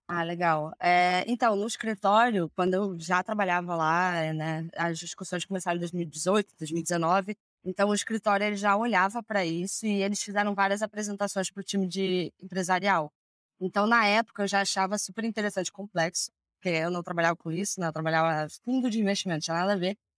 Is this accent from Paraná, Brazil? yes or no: no; Rio de Janeiro, Brazil; moved away as an adult; now in São Paulo, Brazil; Eu sou do Rio